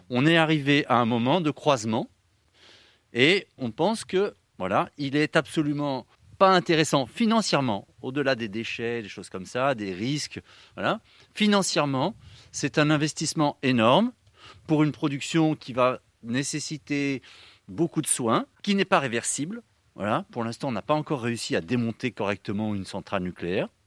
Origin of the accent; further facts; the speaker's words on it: Brittany, France; Je suis breton